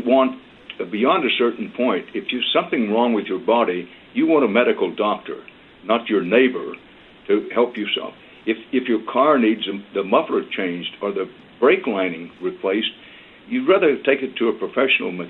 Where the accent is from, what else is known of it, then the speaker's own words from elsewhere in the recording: Texas, United States; I'm a Texan by birth and by choice